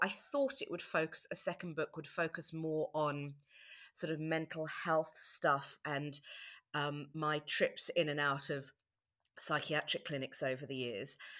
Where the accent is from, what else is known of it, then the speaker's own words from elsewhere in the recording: South Africa; moved away; I was born in South Africa